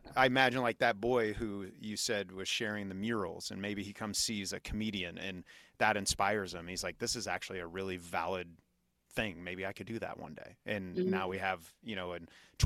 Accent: Kansas, United States; moved away; my hometown, fairly small town in Kansas City, or I'm sorry, in Kansas

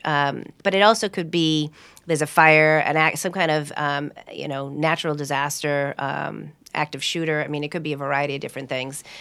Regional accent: Hudson, Massachusetts, United States; I grew up in Hudson

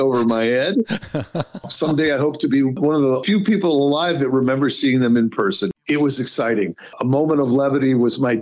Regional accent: Indianapolis, Indiana, United States; moved away as an adult; also born or lived in Germany; I was born in Indianapolis, about 5 miles from the racetrack. I grew up in a neighborhood of former winners

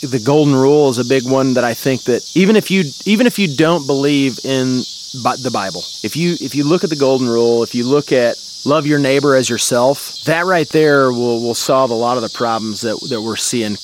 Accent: Jonesboro, Arkansas, United States; up in Northeast Arkansas, about an hour and hour and a half away from Memphis uh, to the northwest, a little town called Jonesboro.

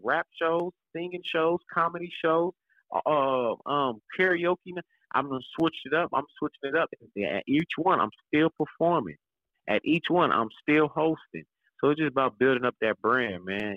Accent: Kansas City, Kansas, United States; I'm from Wanda, I'm from Kansas

